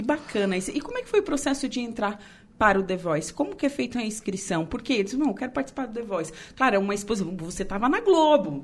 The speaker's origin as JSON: {"language": "Portuguese", "town": "Torres", "region": "Rio Grande do Sul", "country": "Brazil", "moved": "yes", "lives_now": "Araranguá, Brazil", "said": "Eu não sou daqui, né? Eu sou gaúcha, eu sou de Torres."}